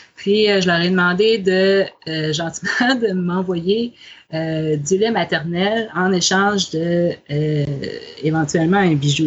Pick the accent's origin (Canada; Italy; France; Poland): Canada; Côte-Nord, Quebec; moved away; je suis québécoise, originaire de cette île sur la côte nord